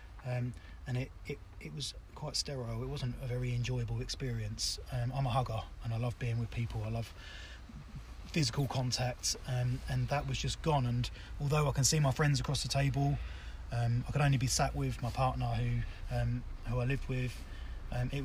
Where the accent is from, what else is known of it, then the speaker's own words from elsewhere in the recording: Southend-on-Sea, East of England, United Kingdom; I'm from Southend